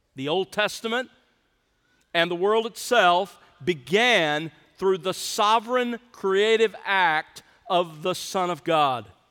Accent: South Alabama, United States; moved away; I grew up in South Alabama

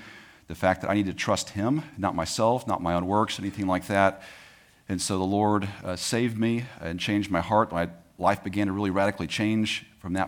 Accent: Tyler, Texas, United States; I was born in East Texas, if you guys know where Tyler is. That's where I was born and raised for the most part.

